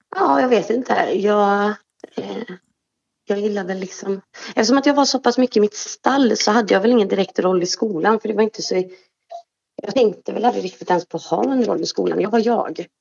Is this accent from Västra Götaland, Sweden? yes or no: yes; Trollhättan, Västra Götaland, Sweden; also born or lived in Östersund; Jag är född i Östersund, uppvuxen i Trollhättan